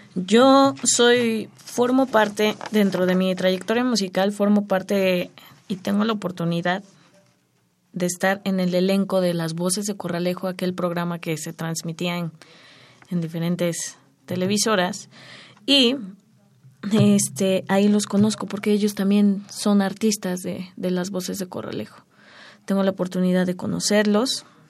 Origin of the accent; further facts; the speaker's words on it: Mexico City, Mexico; also born or lived in Santa María Xoxoteco, Metztitlán, Hidalgo, Mexico; Desde muy pequeña. Sí. Ya soy chilanga.